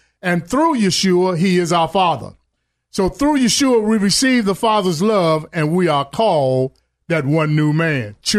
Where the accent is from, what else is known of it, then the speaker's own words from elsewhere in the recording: Chicago, Illinois, United States; I remember growing up in Chicago. You know, I had a background that I was raised in a good neighborhood. However, I chose to go hang in the projects.